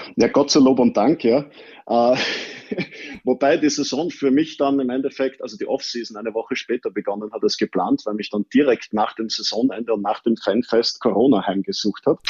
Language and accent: German; Vienna, Austria; born or raised there